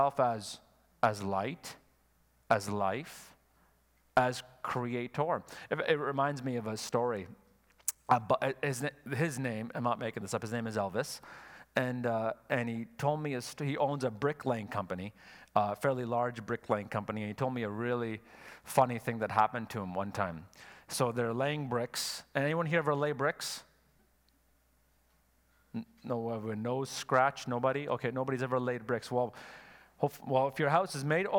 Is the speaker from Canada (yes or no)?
yes; Quebec, Canada; I'm from Quebec